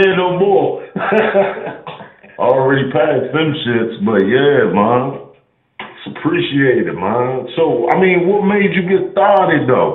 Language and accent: English; D.C., Maryland, United States; also born or lived in Washington, D.C.; I stay the fuck from VA, and I'm from Maryland, D.C.